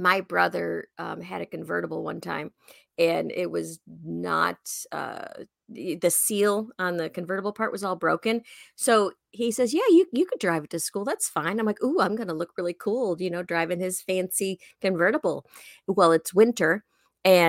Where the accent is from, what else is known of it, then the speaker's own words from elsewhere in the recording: Chicago, Illinois, United States; we went to Indiana quite a bit because I'm from the Chicago area